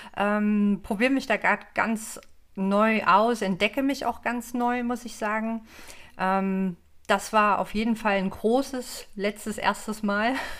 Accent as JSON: {"language": "German", "town": "Leipzig", "region": "Saxony", "country": "Germany", "said": "ich komme aus Leipzig, bin 36 Jahre alt"}